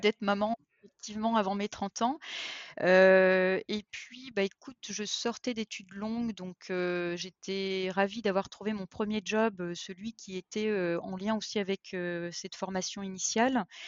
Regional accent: eastern France, France; je suis française, euh, d'origine, euh, née dans l'est de la France

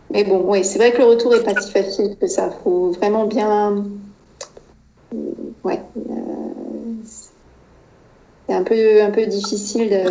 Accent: France; moved away as an adult; also born or lived in United States; ça faisait même pas un an qu'on était aux États-Unis. Euh, j'avais plus vraiment la sensation d'être chez moi en France

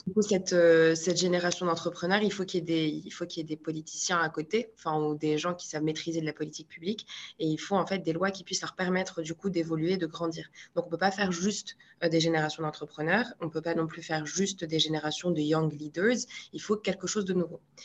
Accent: Marrakech, Marrakesh-Safi, Morocco; moved away as an adult; also born or lived in Paris, France; now in France; je suis née à Marrakech, j'ai grandi à Marrakech

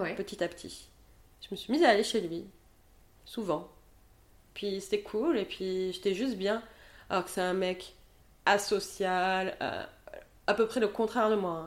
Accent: Montpellier, Occitania, France; also born or lived in Paris; now in Bordeaux, France; je suis rentrée à Montpellier donc dans ma ville natale

